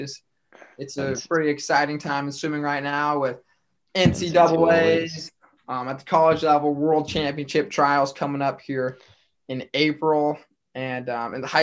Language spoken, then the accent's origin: English; Grand Island, Nebraska, United States; So we're both from Grand Island. Actually, originally